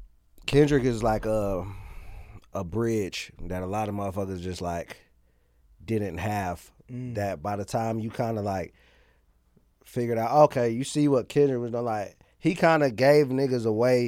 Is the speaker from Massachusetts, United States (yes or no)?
no; Atlanta, Georgia, United States; Yeah, East side.